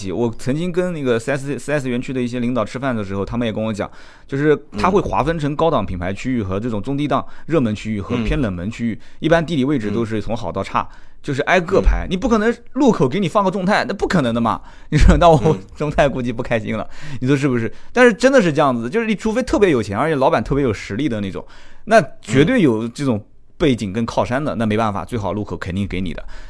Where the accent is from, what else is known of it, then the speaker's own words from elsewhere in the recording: Jiangsu, China; 我说江苏的哦